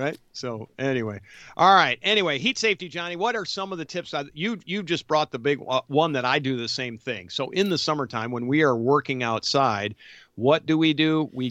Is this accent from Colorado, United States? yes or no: no; New York, United States; growing up outside of Rochester, I remember looking at Chicago going, man, like mostly in the wintertime